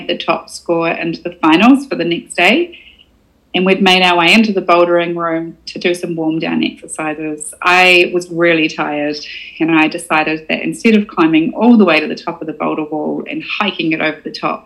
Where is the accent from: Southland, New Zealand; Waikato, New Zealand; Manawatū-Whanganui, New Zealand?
Southland, New Zealand; Invercargill; I was from Invercargill